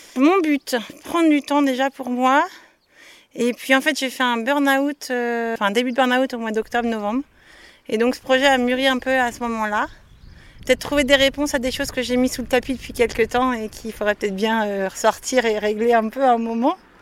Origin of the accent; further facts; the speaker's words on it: Nantes, Pays de la Loire, France; Je suis de Nantes et... entre Nantes et Saint-Nazaire